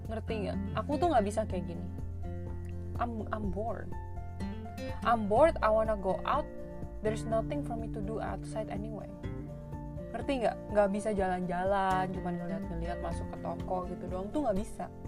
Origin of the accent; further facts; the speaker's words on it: Indonesia; now in Canada; kita orang Indo